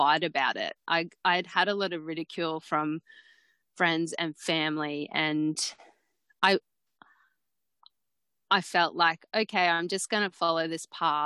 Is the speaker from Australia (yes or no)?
yes; Mackay, Queensland, Australia; born or raised there